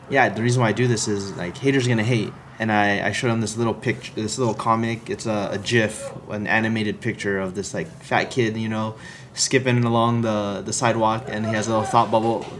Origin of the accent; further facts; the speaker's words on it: Philippines; I, I think it's because I'm Filipino, I like to dance, right?